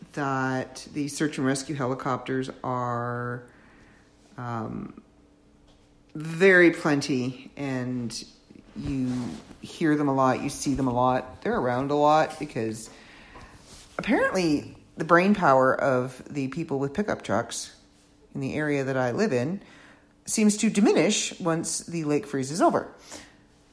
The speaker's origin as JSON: {"language": "English", "country": "Canada", "said": "I am a Canadian living in my own comfortable, on this side of the border, Canadian world"}